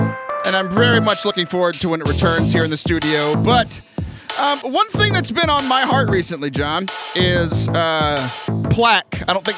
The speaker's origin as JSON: {"language": "English", "region": "Louisiana", "country": "United States", "said": "I'm full-blooded Cajun, and so we came from French Canada, so leave me alone."}